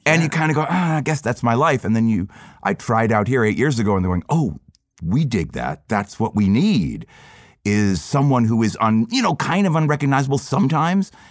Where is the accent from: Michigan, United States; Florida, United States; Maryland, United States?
Florida, United States; growing up in Florida